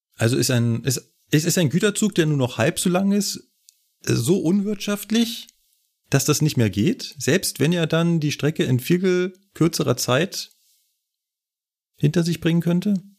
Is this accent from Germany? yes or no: yes; Berlin, Germany; now in Munich, Germany; kenne ich natürlich als Berliner, bin ich da hunderte Male mit der S-Bahn entlang